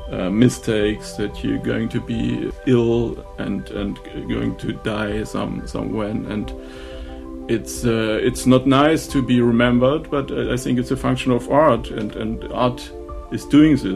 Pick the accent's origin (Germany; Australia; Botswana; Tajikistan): Germany; Oppenheim, Rhineland-Palatinate; English is a second language; I'm from Oppenheim